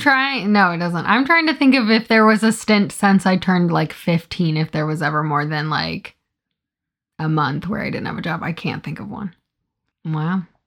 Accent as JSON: {"language": "English", "region": "Iowa", "country": "United States", "said": "I'm from Iowa"}